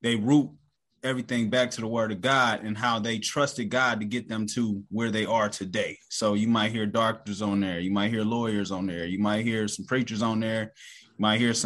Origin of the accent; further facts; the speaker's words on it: Cleveland, Ohio, United States; I'm from Cleveland, Ohio